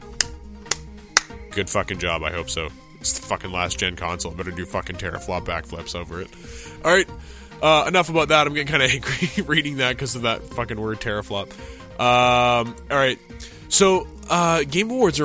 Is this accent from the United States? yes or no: no; Canada; I'm Canadian